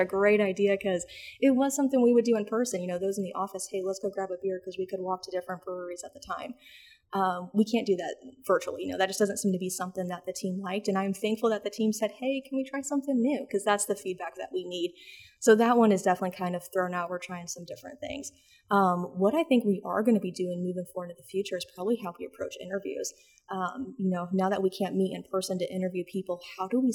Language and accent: English; Des Moines, Iowa, United States; moved away as an adult; also born or lived in Dubuque, Iowa; now in Charlotte, United States; born and raised in Des Moines, Iowa